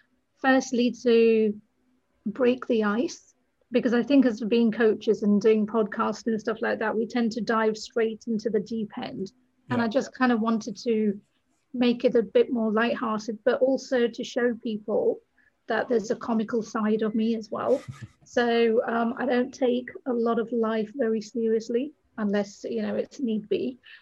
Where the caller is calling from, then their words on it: Brighton, South East England, United Kingdom; I'm in the south of England, a place called Brighton, and I'm so fortunate to be by the sea.